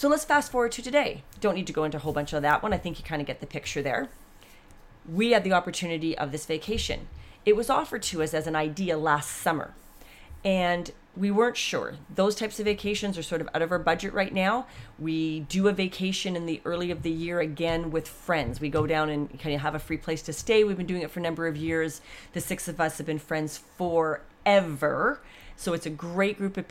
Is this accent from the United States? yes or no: no; Canada; We're Canadian.